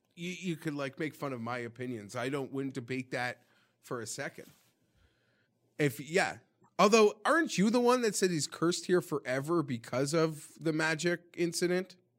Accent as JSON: {"language": "English", "country": "Canada", "said": "being Canadian"}